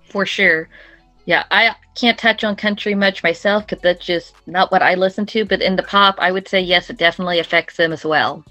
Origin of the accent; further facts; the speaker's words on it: Oklahoma City, Oklahoma, United States; I am from Oklahoma City, Oklahoma